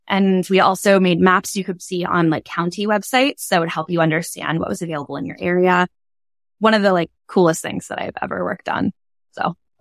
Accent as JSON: {"language": "English", "area": "Bay Area", "region": "California", "country": "United States", "said": "I'm from the Bay Area"}